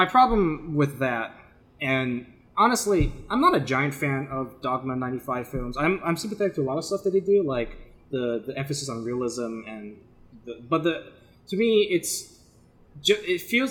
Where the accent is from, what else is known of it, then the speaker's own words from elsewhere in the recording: United States; we're so American.